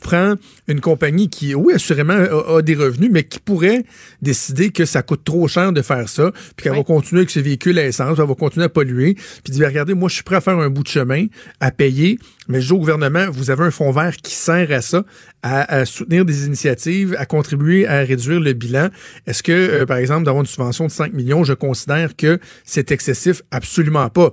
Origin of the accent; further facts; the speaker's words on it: Canada; chez nous au Canada